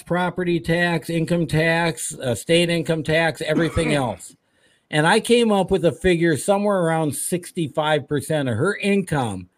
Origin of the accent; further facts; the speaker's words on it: Minnesota, United States; I grew up here in Minnesota